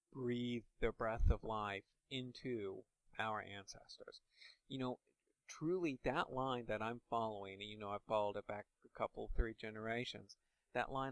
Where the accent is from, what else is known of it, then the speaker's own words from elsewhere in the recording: Indiana, United States; I'm from Indiana, that means I'm part of the Indiana community.